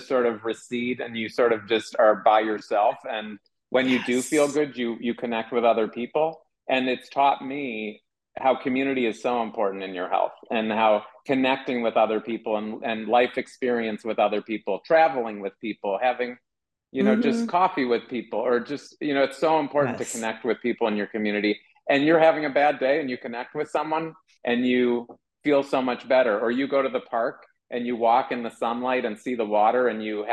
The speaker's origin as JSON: {"language": "English", "town": "Shaker Heights", "region": "Ohio", "country": "United States", "tie": "born or raised there", "said": "I am a kid from Shaker Heights that grew up you know, eating a certain way"}